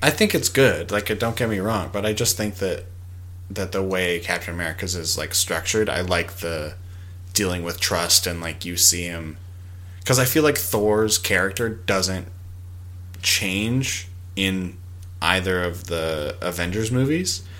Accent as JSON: {"language": "English", "region": "Alberta", "country": "Canada", "said": "I'm from Alberta"}